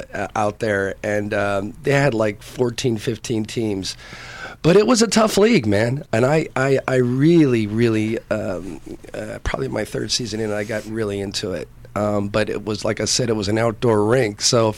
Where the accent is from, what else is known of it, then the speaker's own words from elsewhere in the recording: Red Bank, New Jersey, United States; moved away as an adult; also born or lived in Dallas, Texas / Monterey, California; now in California, United States; I'm from Red Bank, New Jersey. I was out there for all the way until about 85, and then came out here.